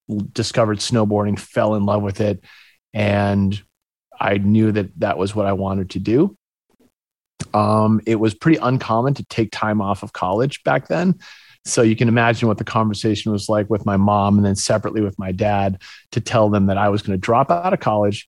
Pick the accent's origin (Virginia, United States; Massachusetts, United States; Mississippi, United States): Massachusetts, United States; Winchester; also born or lived in Gloucester, Massachusetts; now in Encinitas, United States; my mom moved me in the fourth grade to Winchester, Massachusetts. It's a little suburb just outside of Boston